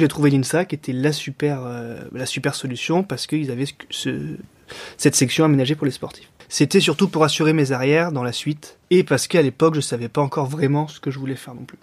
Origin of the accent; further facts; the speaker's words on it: Montpellier, Occitania, France; moved away as an adult; also born or lived in Lyon; now in Lorient, France; Depuis cette année, j'habite à Lorient, mais je suis originaire de Montpellier.